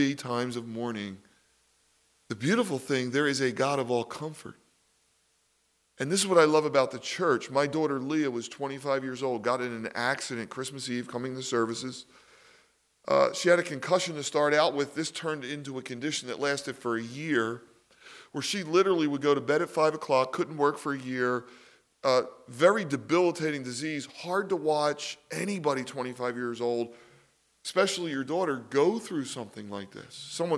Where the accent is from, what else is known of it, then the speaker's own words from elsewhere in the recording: Philadelphia, Pennsylvania, United States; Because I was raised in Philly, we used to go to sports games.